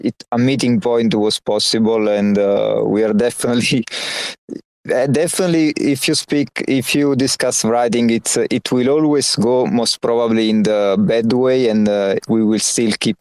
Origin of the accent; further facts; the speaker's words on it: Naples, Campania, Italy; accent: Naples; English is a second language; I actually have a pretty strong Naples accent when I speak Italian